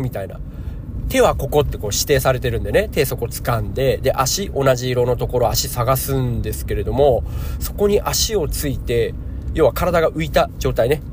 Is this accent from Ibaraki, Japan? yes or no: yes; Ibaraki, Japan; accent: Ibaraki dialect; also born or lived in Tokyo; 私は、生まれも育ちも茨城なんですね。